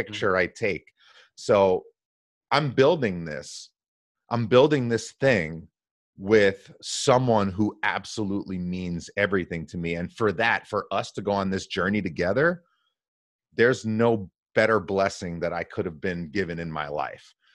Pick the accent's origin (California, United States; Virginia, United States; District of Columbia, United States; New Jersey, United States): New Jersey, United States; born and raised in New Jersey.